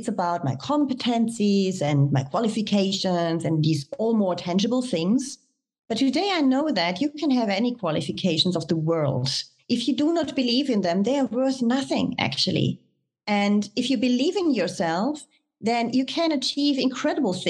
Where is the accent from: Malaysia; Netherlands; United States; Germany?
Germany; moved away as an adult; also born or lived in France; I was born and raised in Germany